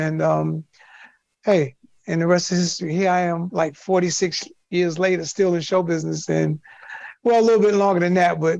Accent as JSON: {"language": "English", "town": "New York City", "region": "New York", "country": "United States", "tie": "born or raised there", "said": "Well, I grew up in Harlem, Sugar Hill section of Harlem, which was 151st Street between Broadway and Amsterdam. And I came from a two-family household."}